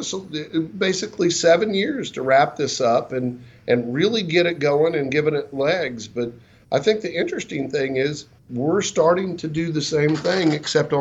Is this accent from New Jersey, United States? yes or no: no; Oklahoma, United States; moved away; I was raised in Oklahoma.